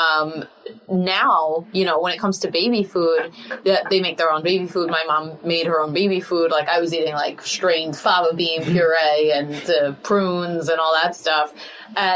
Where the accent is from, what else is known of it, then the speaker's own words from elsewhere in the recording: New York City, New York, United States; I'm from Brooklyn